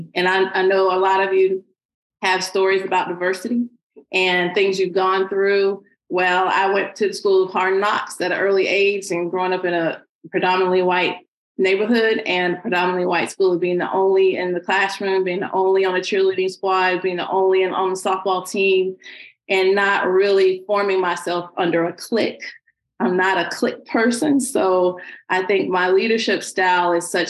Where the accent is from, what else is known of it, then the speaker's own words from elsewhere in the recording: Greenville, South Carolina, United States; moved away as an adult; also born or lived in Ridgeland, South Carolina / Pennsylvania; now in Atlanta, United States; I am a grits girl raised in the South by way of Greenville, South Carolina. I grew up in Greenville